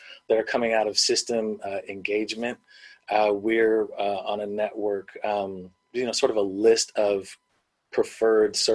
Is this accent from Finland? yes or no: no; Bay Area, California, United States; I'm from the Bay Area